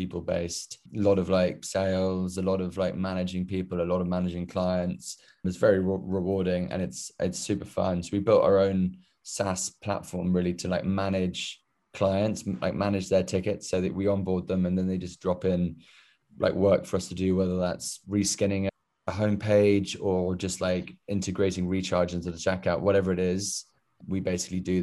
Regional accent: United Kingdom; moved away as an adult; now in New York, United States; I'm British, as you could probably tell.

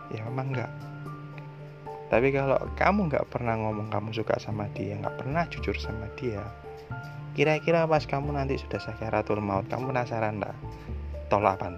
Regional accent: Surabaya, East Java, Indonesia; Sa saya orang Surabaya jadi guyonannya memang agak-agak hardcore gini

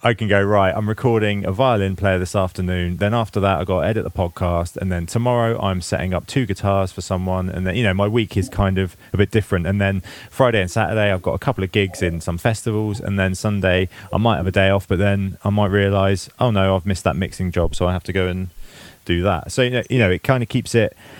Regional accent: England, United Kingdom; being English

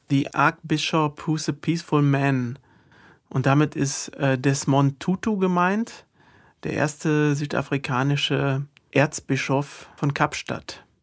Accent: Kerpen, North Rhine-Westphalia, Germany; Ich komme aus Kerpen natürlich.

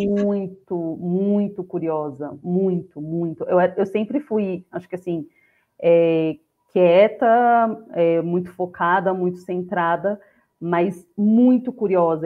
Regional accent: São Paulo, Brazil; Eu nasci e cresci no, no, Jardim Colombo. É uma das comunidades que faz parte do complexo de Paraisópolis, situada na região do Morumbi é, na zona oeste de São Paulo

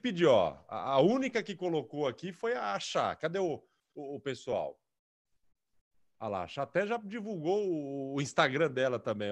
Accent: Araçatuba, São Paulo, Brazil; moved away as an adult; now in Lins, Brazil; Eu sou de Araçatuba

